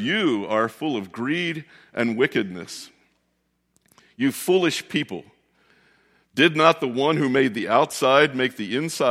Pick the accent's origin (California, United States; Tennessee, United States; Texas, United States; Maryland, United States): Maryland, United States; Westminster; moved away; where we grew up down in Westminster, Maryland